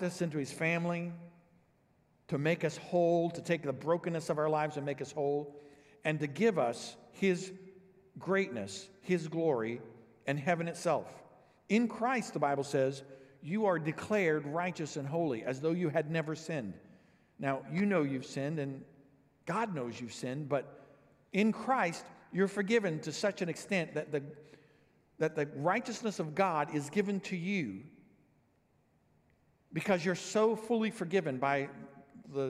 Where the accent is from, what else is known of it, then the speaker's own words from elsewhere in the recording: Illinois, United States; also born or lived in Dallas-Fort Worth, Texas; Vicki and I grew up here in Illinois